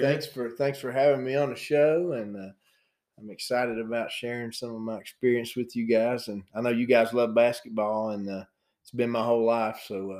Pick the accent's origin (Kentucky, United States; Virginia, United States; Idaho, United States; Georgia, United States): Virginia, United States; Hiltons; I grew up in a little place called Hilton's, Virginia. It's between Bristol and Gate City.